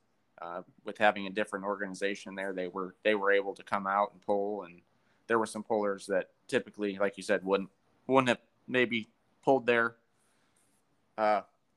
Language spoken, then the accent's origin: English; Wellington, Ohio, United States; Wellington, Ohio, which is pretty well known as a pretty good pulling event in my hometown that I grew up